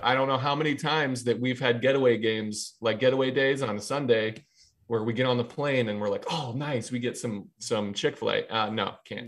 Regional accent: Ohio, United States; moved away as an adult; now in New York, United States; I'm from Ohio

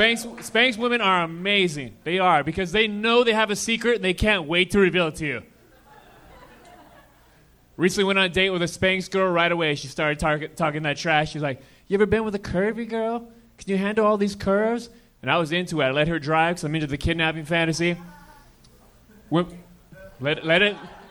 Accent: Dallas, Texas, United States; now in Los Angeles, United States; Dallas, Texas.

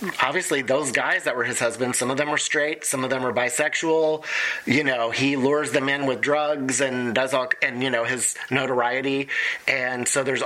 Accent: Oklahoma, United States; now in Chicago, United States; I'm from Oklahoma. I was born there, and my relatives are very similar to some of these characters.

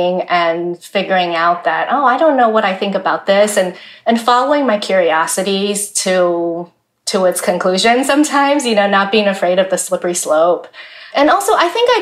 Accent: Taiwan; moved away as an adult; also born or lived in Wheaton College, Illinois; And I was born in Taiwan, born and raised in Taiwan

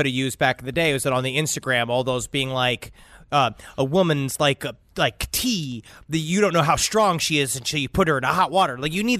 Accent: Norway; It is what we call in my home country of Norway an oopsie poopsie.

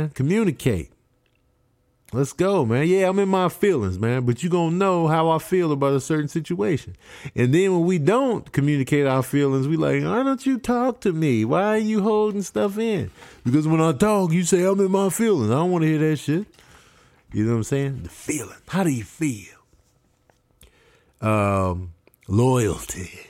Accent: Grand Rapids, Michigan, United States; born there; Uh, I was born in Grand Rapids.

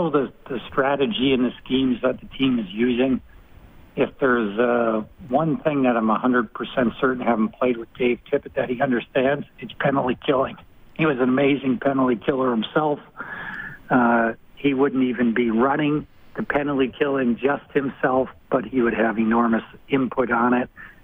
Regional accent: Rhode Island, United States; I'm from Rhode Island

